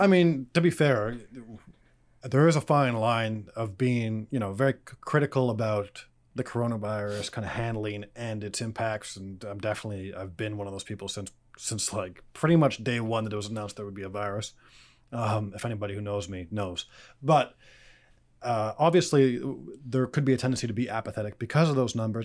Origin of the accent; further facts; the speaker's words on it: Canada; as a Canadian